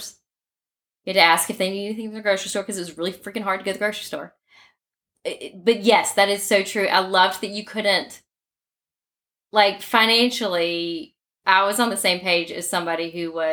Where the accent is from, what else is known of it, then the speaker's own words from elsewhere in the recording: Mountain Brook, Alabama, United States; So we're from Mountain Brook. I do find the first time we grew up with Mountain Brook mentality